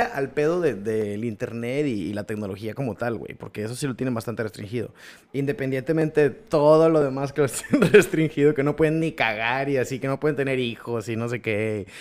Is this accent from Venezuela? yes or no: no; Mexico; somos mexicanos